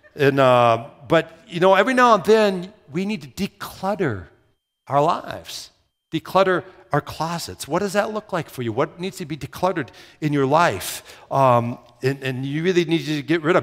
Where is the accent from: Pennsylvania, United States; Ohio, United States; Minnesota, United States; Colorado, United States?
Minnesota, United States; moved away as an adult; also born or lived in Southern Iowa; they thought I had an accent 'cause I was from Minnesota